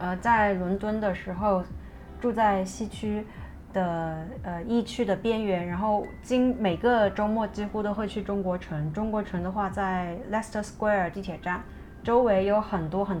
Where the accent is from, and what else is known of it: China; English is a second language; moved away as an adult; also born or lived in Beijing / London / Shenzhen / Hong Kong